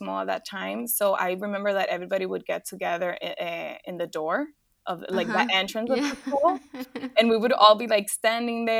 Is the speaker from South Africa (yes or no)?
no; Dominican Republic; moved away as an adult; also born or lived in Paris; I'm from Dominican Republic